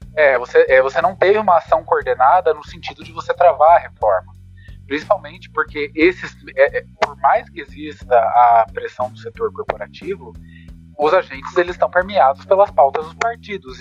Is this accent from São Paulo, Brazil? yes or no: yes; Campinas, São Paulo, Brazil; eu sou de Campinas